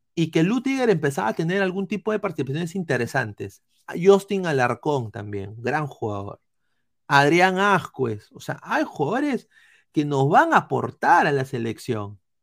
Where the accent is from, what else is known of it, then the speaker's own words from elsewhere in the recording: Peru; como peruanos